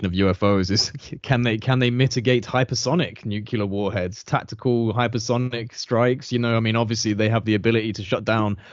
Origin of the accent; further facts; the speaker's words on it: United Kingdom; we're both British